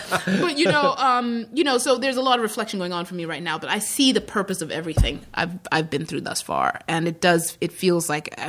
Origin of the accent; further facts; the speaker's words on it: Zimbabwe; also born or lived in Midwest, United States; I was born in the Midwest in the United States. {S6} Yeah. {S7} And then I was raised in Zimbabwe.